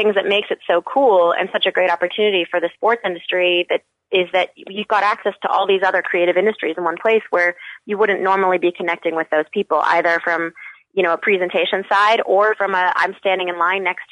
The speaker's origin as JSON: {"language": "English", "town": "Albuquerque", "region": "New Mexico", "country": "United States", "also_born_or_lived": "Michigan", "moved": "yes", "said": "I'm originally from Albuquerque, New Mexico"}